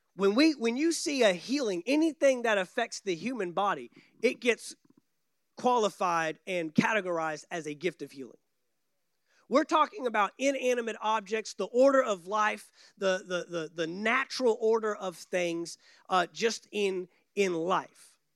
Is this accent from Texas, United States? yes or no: yes; Texas, United States; growing up in Texas